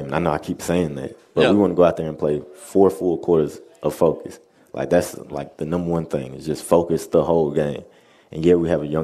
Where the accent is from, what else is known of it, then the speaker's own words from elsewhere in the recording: the South, United States; We're both from the South